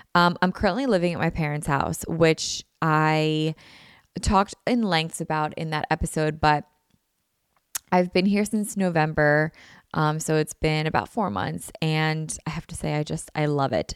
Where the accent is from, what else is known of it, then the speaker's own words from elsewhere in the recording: Philadelphia, Pennsylvania, United States; I haven't really left my hometown or where I grew up or, like, the area